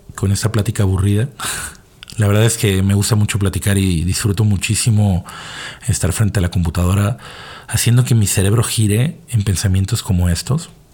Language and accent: Spanish; Mexico; porque todos somos mexicanos